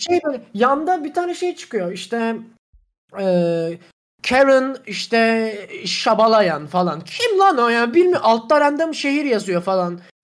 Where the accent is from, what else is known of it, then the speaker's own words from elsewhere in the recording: Black Sea Region, Turkey; ben gerçekten Karadenizliyim